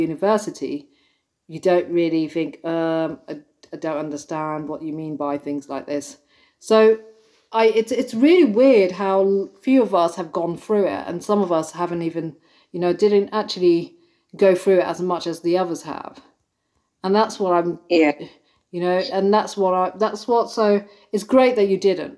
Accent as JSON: {"language": "English", "region": "London", "country": "United Kingdom", "tie": "born or raised there", "said": "being born and brought up in London"}